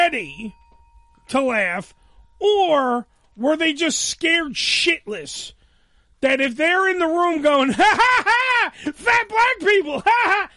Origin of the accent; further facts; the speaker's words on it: New York City, New York, United States; I'm from Staten Island